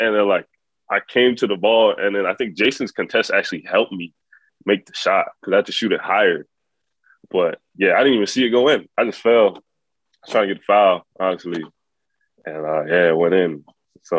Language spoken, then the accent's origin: English; Canada; now in New York, United States; I'm from Canada